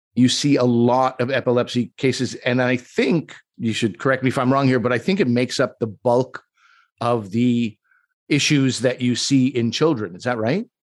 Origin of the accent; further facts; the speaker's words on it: Quebec, Canada; I'm from Quebec, and I think, like, that's the way Quebecers are.